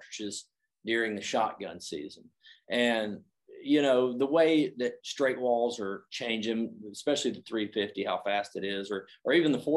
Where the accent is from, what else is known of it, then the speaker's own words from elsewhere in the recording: the South, United States; moved away; I grew up in the South